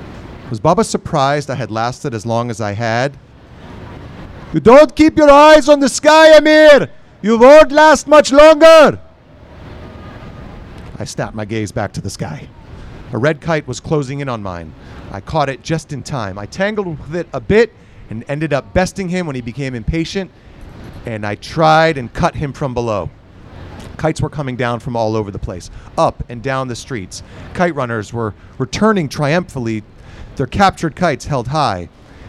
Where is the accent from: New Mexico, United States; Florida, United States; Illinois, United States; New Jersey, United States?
Florida, United States; Fort Lauderdale; Fort Lauderdale, Florida.